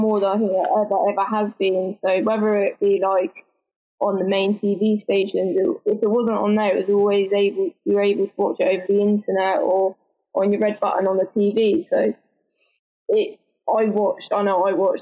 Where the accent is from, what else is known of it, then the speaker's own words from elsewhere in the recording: Bournemouth, South West England, United Kingdom; I'm a Bournemouth girl at heart. So obviously now I play for Southampton, but I'm from Bournemouth myself